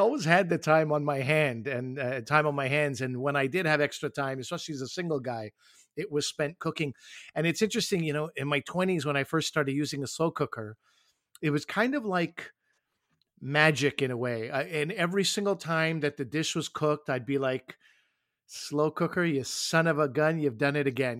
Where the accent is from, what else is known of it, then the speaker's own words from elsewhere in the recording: New Brunswick, Canada; I was born in New Brunswick